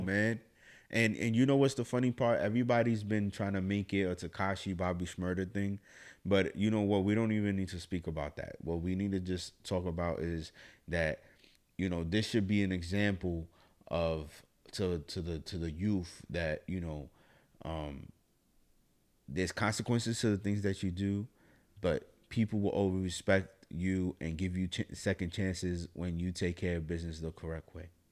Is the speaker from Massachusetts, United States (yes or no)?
no; New York City, New York, United States; I'm from the Bronx, New York